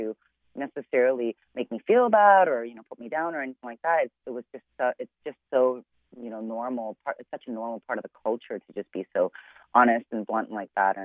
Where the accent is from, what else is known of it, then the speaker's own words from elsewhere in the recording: Chicago, Illinois, United States; I'm originally born and raised in Chicago